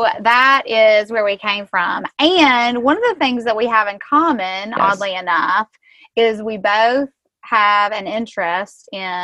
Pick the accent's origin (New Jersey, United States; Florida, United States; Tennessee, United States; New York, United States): Tennessee, United States; I'm obviously from Tennessee